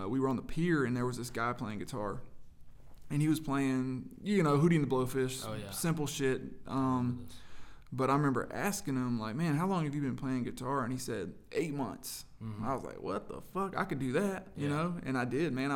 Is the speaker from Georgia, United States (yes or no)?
yes; Claxton, Georgia, United States; moved away as an adult; I grew up in Georgia, a little small town in Georgia called Claxton, Georgia